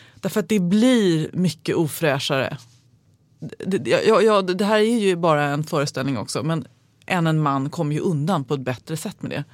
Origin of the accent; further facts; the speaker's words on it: Sundsvall, Västernorrland County, Sweden; den här skolan där jag gick var, halva upptagningsområdet var direktörerna, det finns några stora industrier i Sundsvall